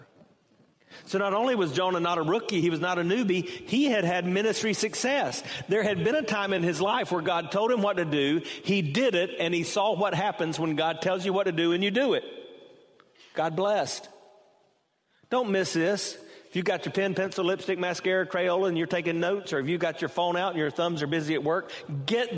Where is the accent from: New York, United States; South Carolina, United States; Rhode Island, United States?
South Carolina, United States; Hartsville; now in Temple Terrace, United States; I was born in Hartsville, South Carolina. I never intended to live in Temple Terrace, Florida